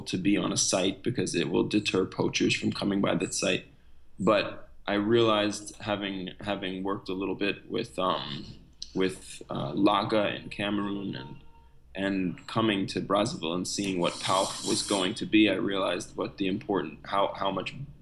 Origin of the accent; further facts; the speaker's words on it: New York, United States; moved away as an adult; also born or lived in Republic of the Congo; now in Congo; Originally, I'm from the US, I'm from New York